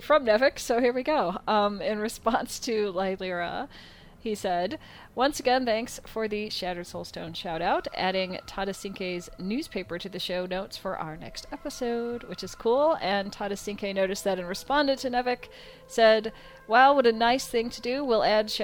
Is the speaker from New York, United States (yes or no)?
no; Illinois, United States; I grew up in that state